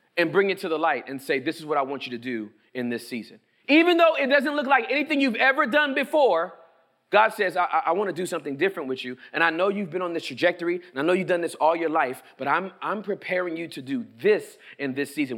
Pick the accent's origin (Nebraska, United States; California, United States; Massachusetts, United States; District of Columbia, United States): California, United States; Inglewood; now in Texas, United States; where I was born and raised in Inglewood, California.